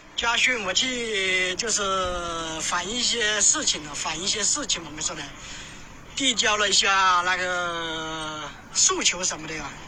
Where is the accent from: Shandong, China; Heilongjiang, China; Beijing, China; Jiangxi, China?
Jiangxi, China; accent: Jiangxi; 我的口音也是江西人呐